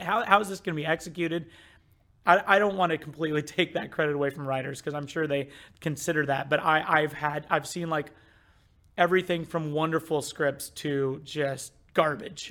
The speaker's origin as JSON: {"language": "English", "region": "Midwest", "country": "United States", "tie": "born or raised there", "said": "I grew up in the Midwest"}